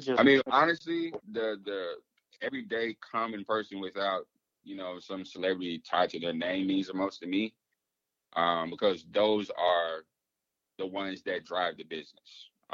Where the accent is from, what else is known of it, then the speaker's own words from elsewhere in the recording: the South, United States; So, growing up in the South, as you know, we have a draw. We have accent.